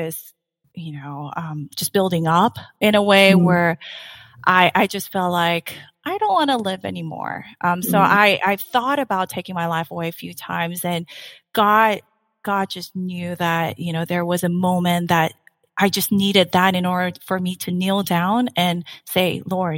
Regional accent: South Korea; English is a second language; also born or lived in Saipan; now in United States; I was born and raised in Korea. I lived in, though, a tiny island called Saipan for six years, where I learned English

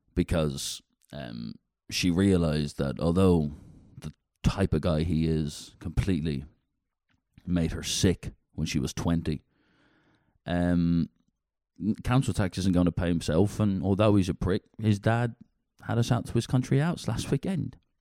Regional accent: Dublin, Leinster, Ireland; now in United Kingdom; I'm a city guy. I'm from Dublin, Ireland

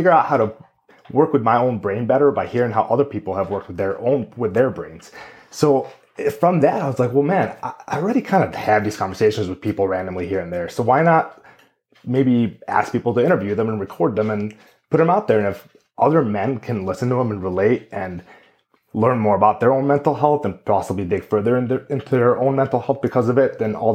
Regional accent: Greendale, Wisconsin, United States; also born or lived in San Diego, California / Amman, Jordan; when I was 9 years old, we moved to Greendale, Wisconsin, where my family has been since. And I very much at this point consider myself a Midwest boy.

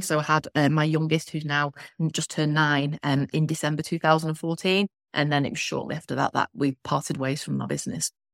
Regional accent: Blackpool, North West England, United Kingdom; I'm from Blackpool.

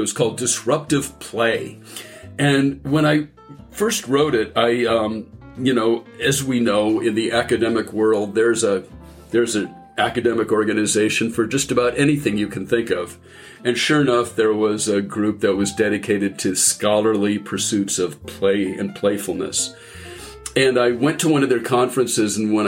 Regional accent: San Francisco Bay Area, California, United States; I grew up in the San Francisco Bay Area

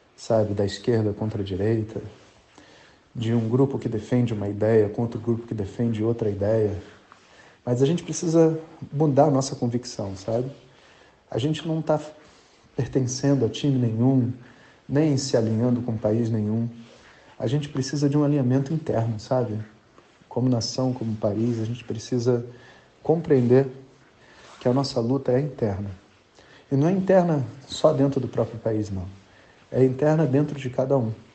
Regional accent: Brazil; nós, como brasileiros

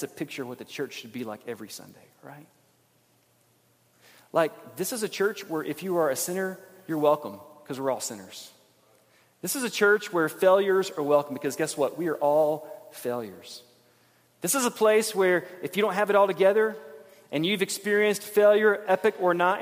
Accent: Montgomery, Alabama, United States; When I was a kid growing up in Alabama, Montgomery, Alabama

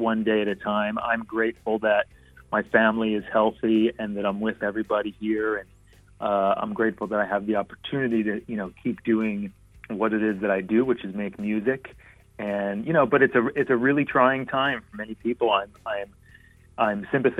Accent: Philadelphia, Pennsylvania, United States; moved away as an adult; also born or lived in California; I'm from Philadelphia, I married a California girl and ended up living in California on and off for a number of years

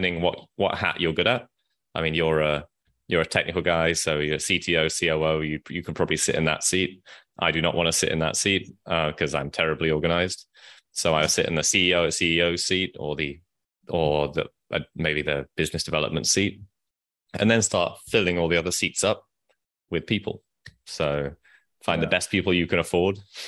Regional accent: Nottingham, East Midlands, United Kingdom; now in Vietnam; I'm from the UK. I grew up in Nottingham, where Robin Hood is from.

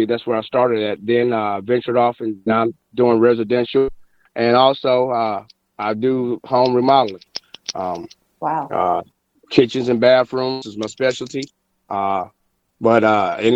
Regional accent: Fayetteville, North Carolina, United States; born or raised there; also born or lived in Charlotte, North Carolina / Asheville, North Carolina

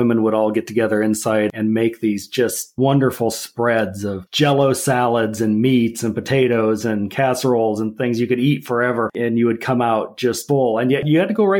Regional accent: Nebraska, United States; I grew up in Nebraska on a farm.

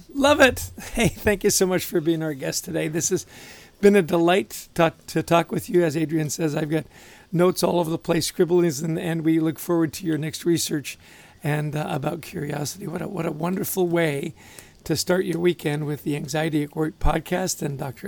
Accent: Vancouver, British Columbia, Canada; I grew up in Vancouver

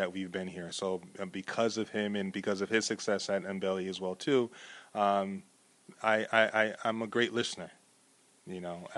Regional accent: Elizabeth, New Jersey, United States; now in Montclair, United States; I was born and raised in Elizabeth

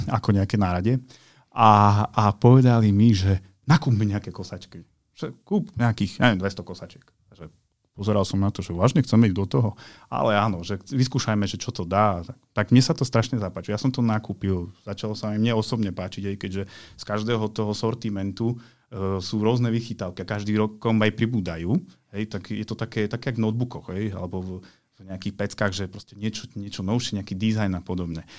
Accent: eastern Slovakia, Slovakia; u nás na východe, keď som vyrastal

